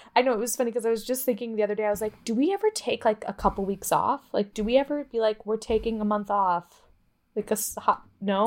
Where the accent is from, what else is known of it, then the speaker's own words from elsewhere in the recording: Midwest, United States; we're from the Midwest